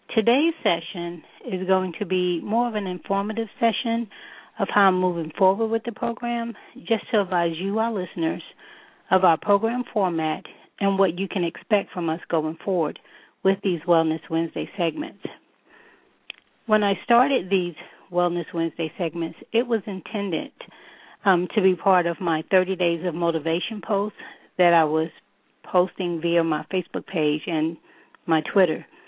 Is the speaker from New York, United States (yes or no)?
yes; New York City, New York, United States; a native New Yorker